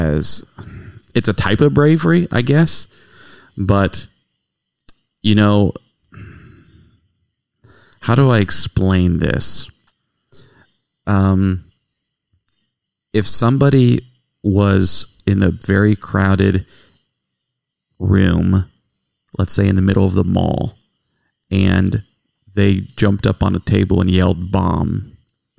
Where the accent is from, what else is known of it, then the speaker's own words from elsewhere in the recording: United States; We love being Americans